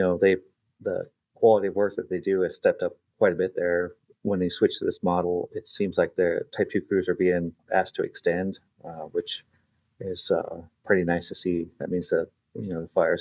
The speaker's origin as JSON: {"language": "English", "region": "Alaska", "country": "United States", "tie": "born or raised there", "said": "I grew up in Alaska, so this is home."}